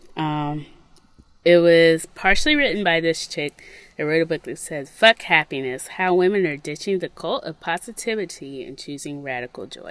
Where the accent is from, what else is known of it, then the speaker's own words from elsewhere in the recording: Mississippi, United States; moved away; when I grew up in Mississippi, nature was kind of like a foe